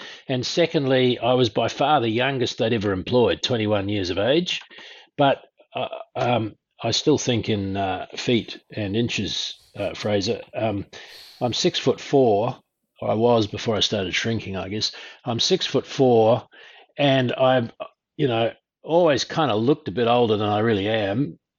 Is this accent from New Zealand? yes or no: yes; Auckland, New Zealand; born there; I was the kid of a couple who eloped from South Africa, moved to New Zealand. I was born in Auckland